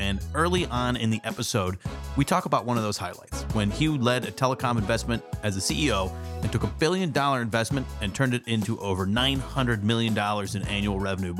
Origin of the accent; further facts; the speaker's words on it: San Diego, California, United States; also born or lived in Yuma, Arizona; now in Columbus, United States; I grew up in San Diego, but spent time in Yuma.